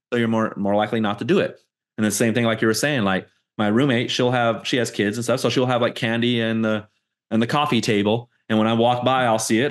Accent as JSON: {"language": "English", "town": "Fontana", "region": "California", "country": "United States", "tie": "born or raised there", "moved": "as an adult", "said": "I moved out of my hometown, Fontana, you know, twenty eighteen"}